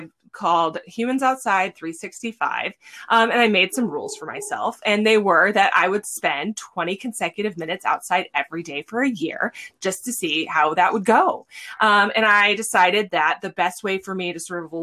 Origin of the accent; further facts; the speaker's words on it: Santa Cruz, California, United States; moved away as an adult; now in Alaska, United States; I'm from Central California, Central Coast, Santa Cruz, California